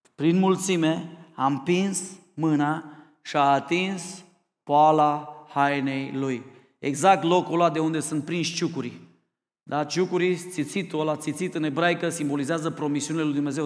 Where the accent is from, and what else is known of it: Romania